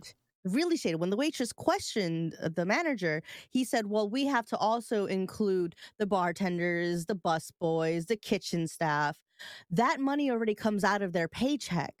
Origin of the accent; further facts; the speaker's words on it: New York, United States; I'm from New York